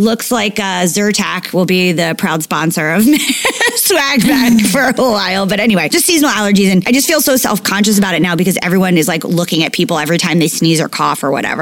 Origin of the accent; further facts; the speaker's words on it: East Coast, United States; moved away; also born or lived in Los Angeles; I'm just from the East Coast